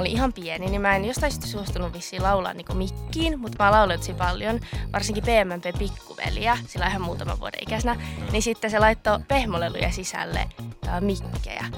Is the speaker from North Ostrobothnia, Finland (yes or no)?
yes; Oulu, North Ostrobothnia, Finland; moved away as an adult; now in Helsinki, Finland; Mä oon Oulusta. Mä muutin tuossa kesän jälkeen just Helsinkiin